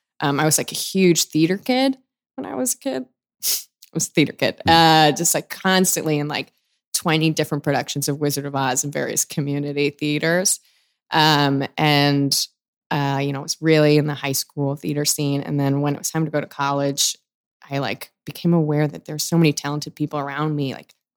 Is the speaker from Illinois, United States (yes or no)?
yes; Chicago, Illinois, United States; I was from Chicago, like Second City made sense, but it just like, I didn't think that was for me because I didn't like these theater games.